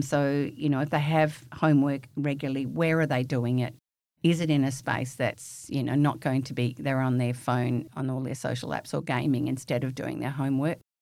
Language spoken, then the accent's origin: English; the Wheatbelt of Western Australia, Australia; I'm a bush kid from the wheat belt of Western Australia, raised on a farm, wheat sheep farm.